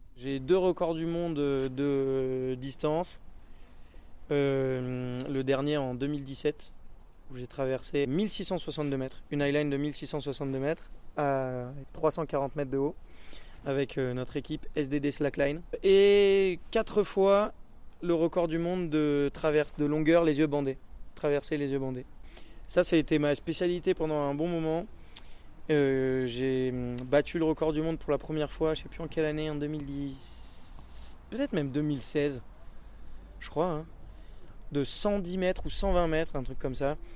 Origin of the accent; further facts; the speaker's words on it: Vars, Provence-Alpes-Côte d'Azur, France; also born or lived in Embrun; j'ai grandi à Vars, donc je suis euh, quelqu'un d'ici